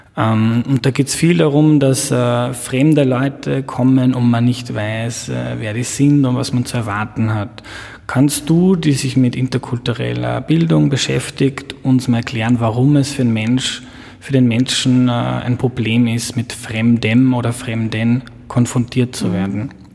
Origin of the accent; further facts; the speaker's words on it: Lower Austria, Austria; Ich bin in Niederösterreich aufgewachsen.